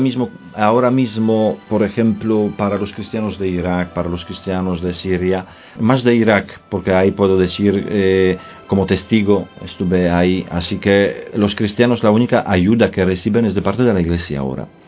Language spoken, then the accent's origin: Spanish; Poland; now in Spain; Yo soy polaco y vivo ya desde hace muchos años aquí en, en España